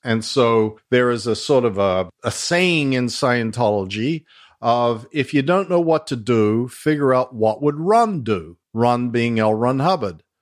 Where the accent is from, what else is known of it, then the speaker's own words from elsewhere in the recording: Australia; accent: Australian mongrel; moved away; my Australian mongrel accent.